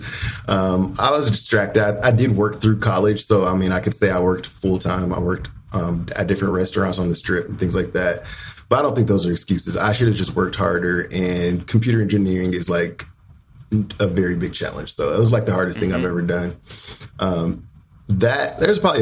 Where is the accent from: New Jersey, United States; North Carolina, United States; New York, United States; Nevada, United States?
Nevada, United States; Las Vegas; moved away as an adult; also born or lived in Kentucky / Indiana; I was born and raised in Las Vegas